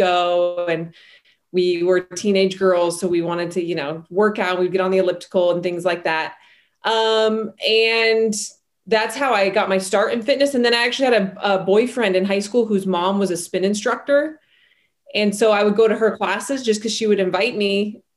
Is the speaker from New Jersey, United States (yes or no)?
no; Salt Lake City, Utah, United States; I grew up in Salt Lake City, Utah